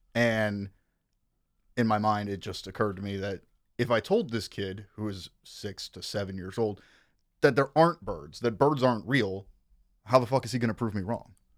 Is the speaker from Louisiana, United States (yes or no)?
yes; Kenner, Louisiana, United States; also born or lived in New Orleans; I was raised in Kenner, Louisiana, which is part of what you would call the greater New Orleans metro area.